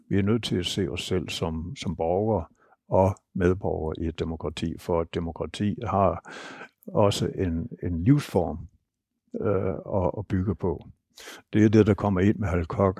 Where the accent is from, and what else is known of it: Denmark